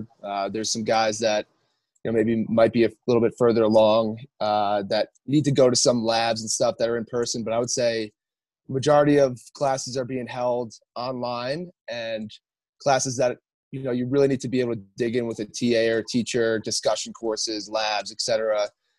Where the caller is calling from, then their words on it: Park City, Utah, United States; I'm up in Park City, Utah.